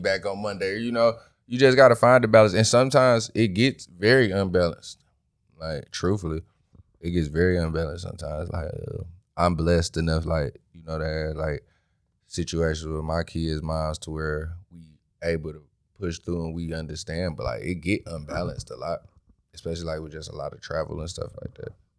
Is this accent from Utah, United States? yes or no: no; Detroit, Michigan, United States; From Detroit, East Side